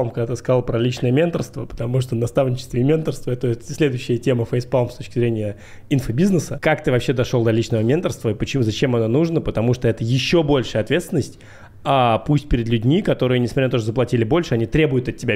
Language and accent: Russian; Belarus; now in Moscow, Russia; Да, я же белорус.